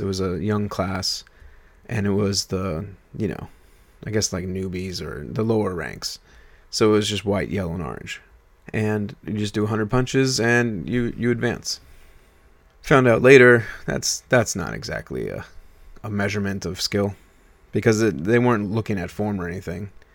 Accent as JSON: {"language": "English", "region": "New York", "country": "United States", "moved": "yes", "said": "I was from New York"}